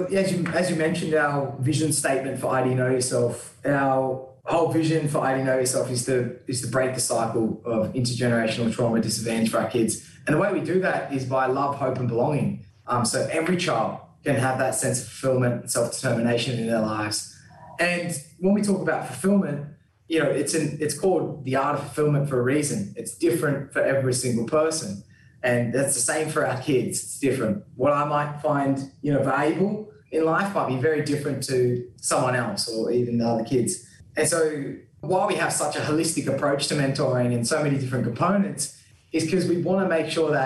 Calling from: Sydney, New South Wales, Australia; And I'm calling from today in this virtual setting from the Gadigal people of the Eora Nation.

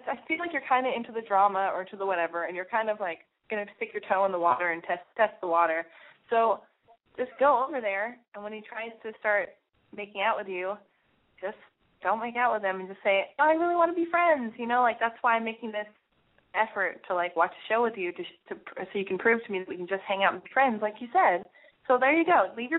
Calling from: California, United States; I'm from California. I'm 20.

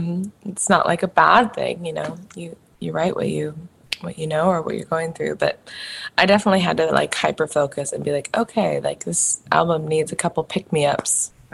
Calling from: Seattle, Washington, United States; Seattle, Washington.

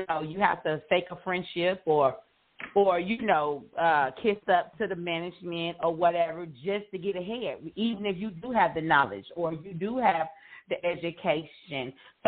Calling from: Houston, Texas, United States; also born or lived in Illinois; I am calling from Houston, Texas.

